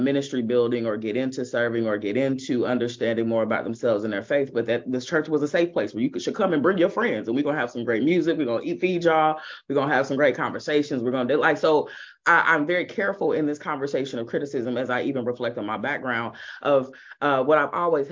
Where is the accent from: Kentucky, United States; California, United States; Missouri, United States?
Missouri, United States; Kansas City; My family still attends one of the largest churches in the city of Kansas City on the Missouri side. Got to be clear, because there's two Kansas cities. Never get that confused. I'm not from Kansas. So on the Missouri side